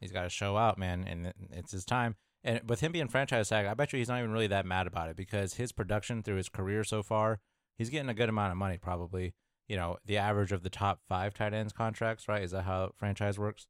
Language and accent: English; Midwest, United States; I'm from the Midwest